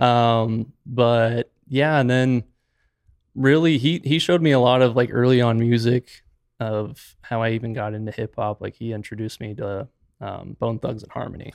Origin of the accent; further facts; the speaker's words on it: Gilbert, Arizona, United States; also born or lived in Moab, Utah; I was originally born and raised in Gilbert